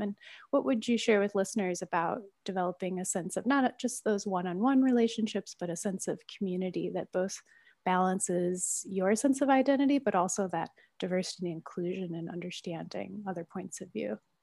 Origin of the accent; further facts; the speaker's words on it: Midwest, United States; moved away; also born or lived in San Francisco / Oakland; me growing up in the Midwest